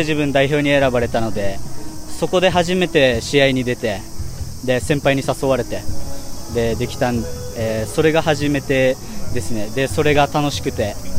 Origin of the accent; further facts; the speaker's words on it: Kumejima, Okinawa, Japan; 自分の地元、久米島なんですけど